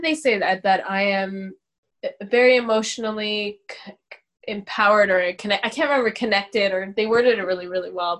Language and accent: English; Canada; I'm from here. I'm Canadian.